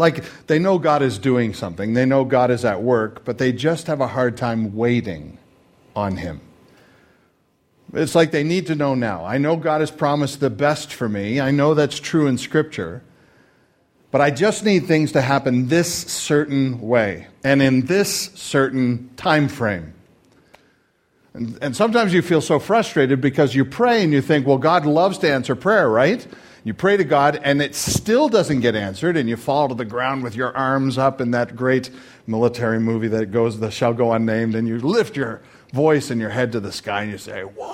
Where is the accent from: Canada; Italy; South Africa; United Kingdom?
Canada; now in United States; I am Canadian